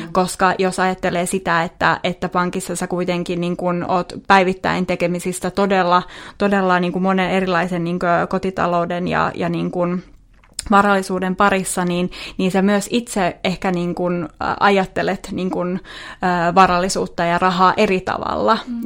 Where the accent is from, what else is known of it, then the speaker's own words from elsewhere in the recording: Vaasa, Ostrobothnia, Finland; moved away as an adult; now in Helsinki, Finland; Mä oon siis Vaasasta kotosin ja muutettiin Helsingiin tuossa tota, seitsemän vuotta sitten.